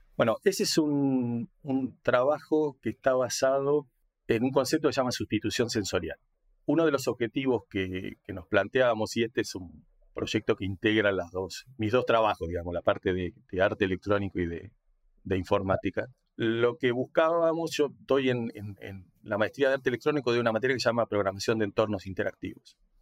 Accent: Argentina; now in La Plata, Argentina; soy argentino, eh, nací hace 60 años, soy grande.

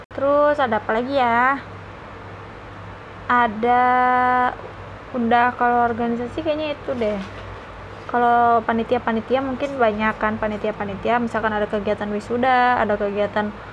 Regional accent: Bekasi, West Java, Indonesia; aku kan Jawa Barat ya Jawa Barat Bekasi kan masuknya bisa Jawa Barat bisa Jakarta

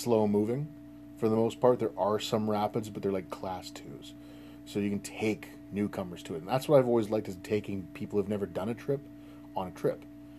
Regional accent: Saugeen River, Ontario, Canada; I grew up on the Saugeen River

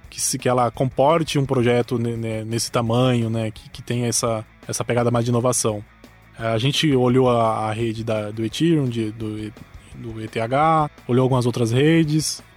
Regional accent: interior of São Paulo, Brazil; eu sou do interior de São Paulo

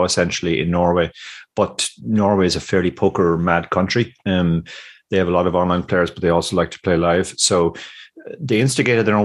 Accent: Ireland

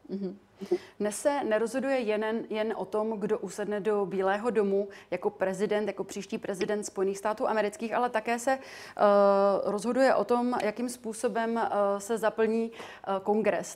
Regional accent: Czechia; my jako Češi

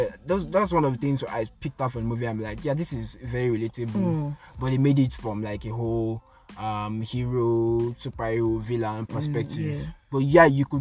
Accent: Nigeria; I'm Nigerian

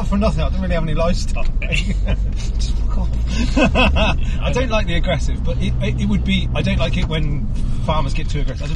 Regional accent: Northampton, East Midlands, United Kingdom; I'm from Northampton

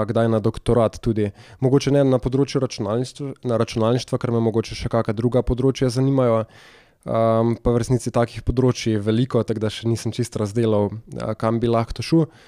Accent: Bela Krajina, Southeast Slovenia, Slovenia; jaz sem iz Bele krajine

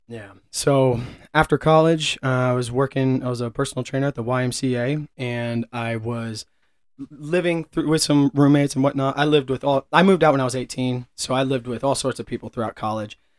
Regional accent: Kansas City, Missouri, United States; was born and raised in and around Kansas City, uh, a little bit north of Kansas City, but I've lived here my whole life.

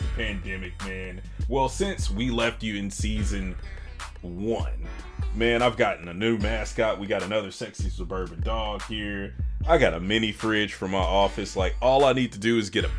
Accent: Arkansas, United States; moved away; I'm from Arkansas originally

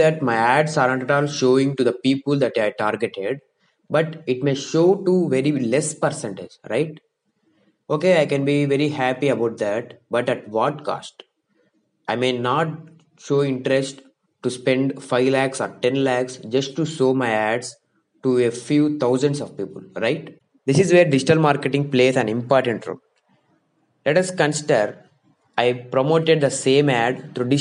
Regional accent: India; I am from India, so I am talking in lakhs

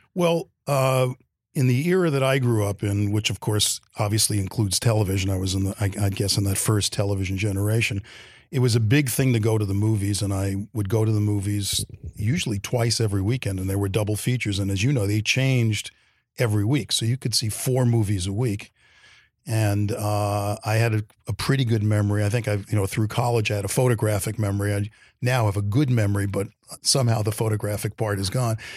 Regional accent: New York City, New York, United States; I'm born and bred in Brooklyn, New York

